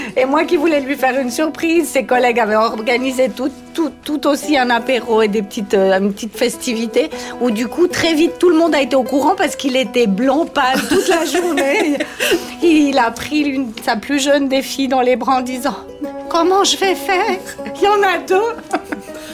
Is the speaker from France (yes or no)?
no; Valais, Switzerland; now in Vaud, Switzerland; je viens du Valais à l'origine. Je me suis expatriée sur le canton de Vaud